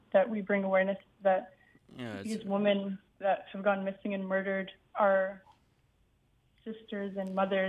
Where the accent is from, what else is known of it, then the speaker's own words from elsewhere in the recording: Alert Bay, British Columbia, Canada; I come from Alert Bay, BC, a part of the Krakrakiwak Nation